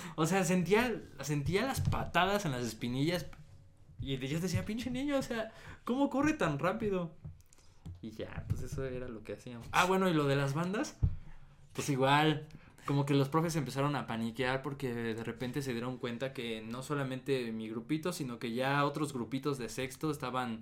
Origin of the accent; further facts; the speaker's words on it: State of Mexico, Mexico; yo soy del Estado de México